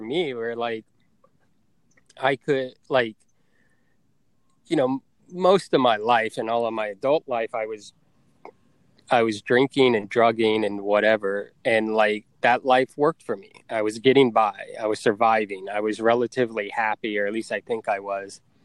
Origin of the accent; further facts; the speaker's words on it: Tampa, Florida, United States; moved away; Tampa, which is my hometown